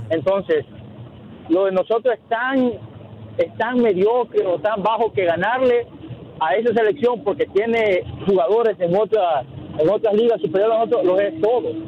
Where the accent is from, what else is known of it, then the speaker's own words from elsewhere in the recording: El Salvador; yo como aficionado salvadoreño